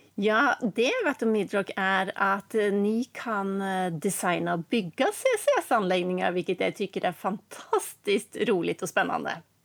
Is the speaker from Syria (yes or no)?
no; Norway; eftersom jag är norsk och bor i Norge för tillfället